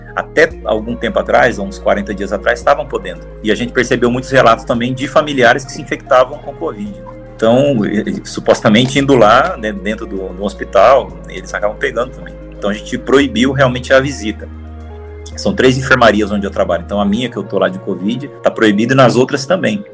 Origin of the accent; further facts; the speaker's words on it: Rondônia, Brazil; moved away as an adult; now in São Paulo, Brazil; Eu venho de Rondônia, né, vim de um outro estado para cá, para São Paulo, assim que eu me formei